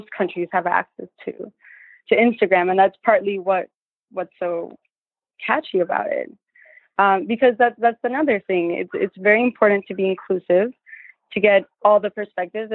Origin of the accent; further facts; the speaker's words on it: Colombia; moved away; we grew up in Colombia in the 90s